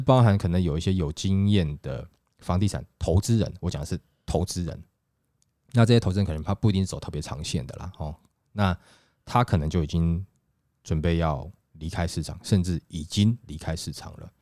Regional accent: Taiwan; 我们台湾人

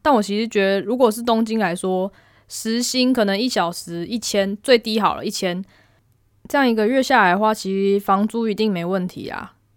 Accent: Taiwan; moved away as an adult; now in Japan; 我们班只有我一个台湾人

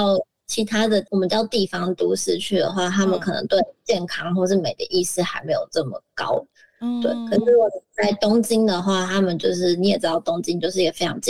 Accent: Taiwan; moved away as an adult; now in Japan; 我们生在台湾

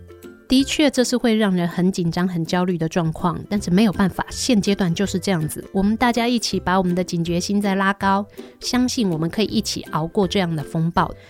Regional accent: Taiwan; 我们台湾人就是充满了人情味

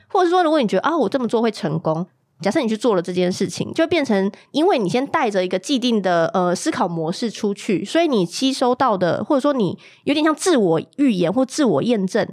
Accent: Kaohsiung, Taiwan; 我们这一群高雄人

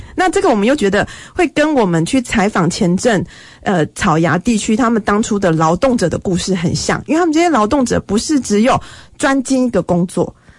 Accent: Qianzhen, Kaohsiung, Taiwan; 我自己本身是前阵出生，然后所以那个来到中山大学

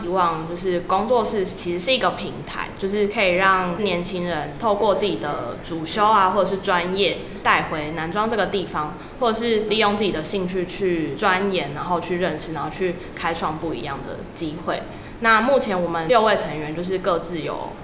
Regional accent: Kaohsiung, Taiwan; moved away as an adult; now in Nanzhuang, Taiwan; 像我是来自高雄嘛

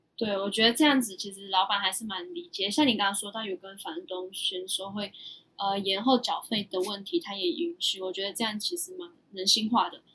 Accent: Myanmar; now in Taiwan; 那我们身为缅甸人就没办法申请嘛

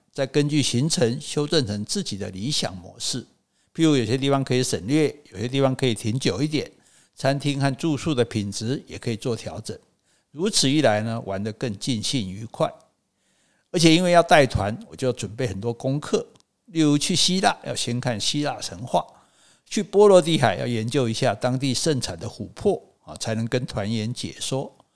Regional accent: Taiwan; 我是台湾来的诗人

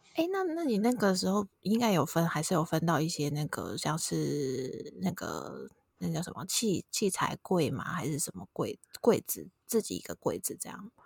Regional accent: Tainan, Taiwan; 我们都是台南人

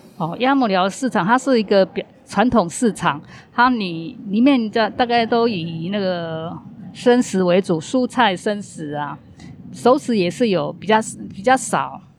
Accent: northern Taiwan, Taiwan; moved away as an adult; now in Tainan, Taiwan; 我是北部人，啊，我先生是在北部就业

